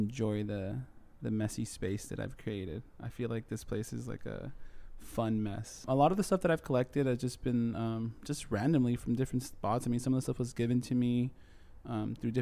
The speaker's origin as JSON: {"language": "English", "town": "Chula Vista", "region": "California", "country": "United States", "tie": "born or raised there", "also_born_or_lived": "San Ysidro", "said": "there's a place called Chula Vista where I'm from"}